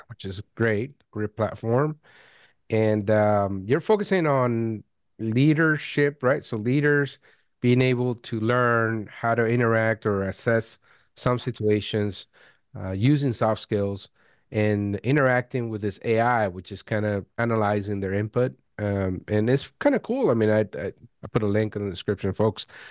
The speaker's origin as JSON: {"language": "English", "country": "Venezuela", "tie": "born or raised there", "said": "I was born in Venezuela"}